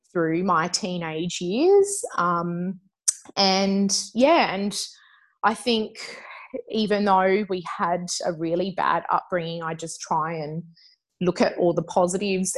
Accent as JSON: {"language": "English", "town": "Adelaide", "region": "South Australia", "country": "Australia", "tie": "born or raised there", "said": "I'm an Adelaide girl. Um, so I grew up there."}